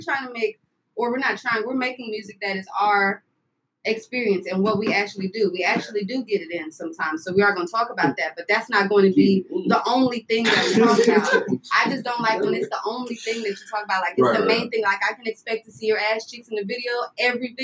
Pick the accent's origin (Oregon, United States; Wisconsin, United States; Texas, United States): Texas, United States; San Antonio; I'm from San Antonio, so that's 210